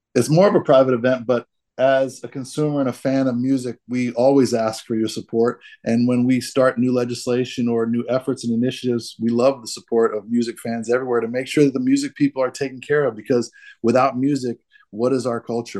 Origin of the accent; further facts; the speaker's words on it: Boston, Massachusetts, United States; in Boston, I was born under a piano